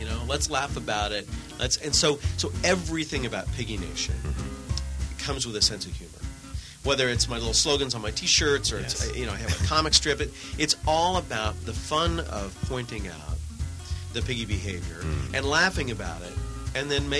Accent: Oklahoma, United States; I'm originally from Oklahoma

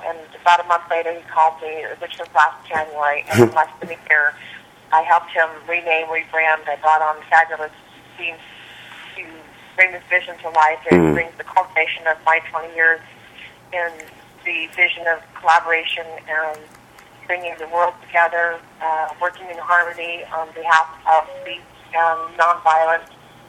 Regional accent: Des Moines, Iowa, United States; also born or lived in New York / San Francisco / Los Angeles; I'm originally from Des Moines, Iowa, believe it or not, but I did live in New York and San Francisco and L.A., and I've traveled all over the world

